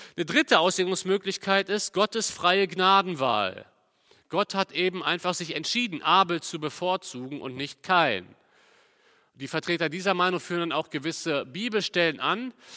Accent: Cologne, North Rhine-Westphalia, Germany; Bei uns in Köln

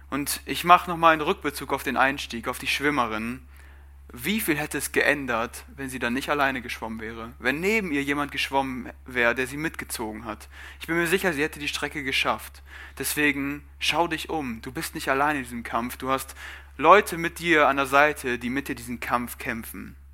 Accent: Germany; Ich bin Deutscher, das ist meine Nationalität, aber wer bin ich?

